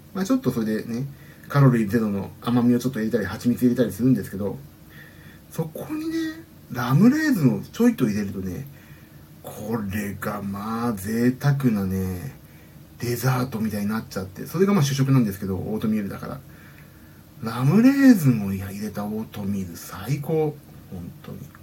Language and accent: Japanese; Kanagawa, Japan; うちはねあのまあ言うと家の方バレちゃうんですけどあのサイクリングコースが割と近くてねそそこら辺ですよ神奈川県なんでうち